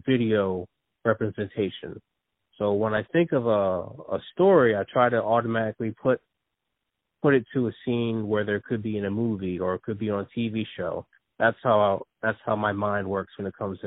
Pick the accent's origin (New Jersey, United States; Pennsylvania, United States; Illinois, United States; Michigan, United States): New Jersey, United States; also born or lived in Philadelphia area; I was born in New Jersey, and I've been raised in New Jersey, but most of my family is from Philadelphia.